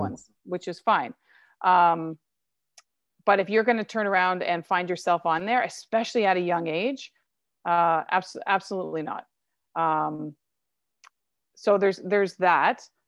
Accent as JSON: {"language": "English", "country": "Canada", "tie": "born or raised there", "said": "I'm Canadian and I was born here."}